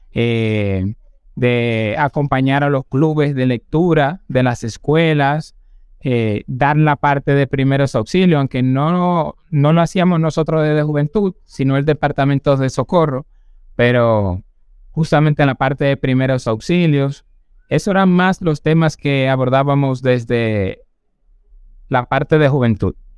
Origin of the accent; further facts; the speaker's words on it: San José de Ocoa, Dominican Republic; moved away as an adult; now in Santo Domingo, Dominican Republic; yo vengo de San José de Ocoa. Nací en el mes de octubre